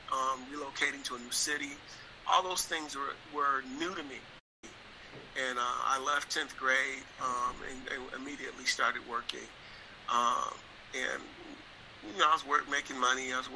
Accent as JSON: {"language": "English", "town": "Detroit", "region": "Michigan", "country": "United States", "tie": "born or raised there", "said": "I grew up in Detroit, Michigan, during a time period where it was a lot of negativity surrounding the city"}